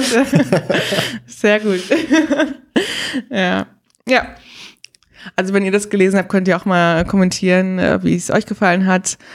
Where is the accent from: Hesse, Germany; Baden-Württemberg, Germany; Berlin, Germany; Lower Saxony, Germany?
Berlin, Germany; Ich bin in Berlin zur Schule gegangen